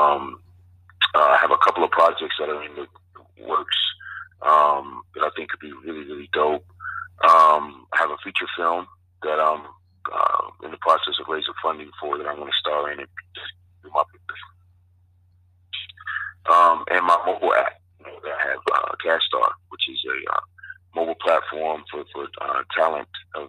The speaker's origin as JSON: {"language": "English", "region": "Virginia", "country": "United States", "tie": "born or raised there", "moved": "as an adult", "lives_now": "Miami, United States", "said": "I'm from Virginia and I went to college in Virginia, University of Virginia. So I was there the majority of my life until I was drafted"}